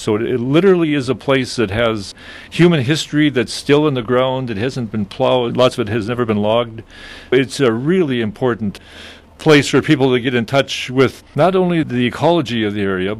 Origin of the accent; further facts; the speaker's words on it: Canada; I'm Canadian, though.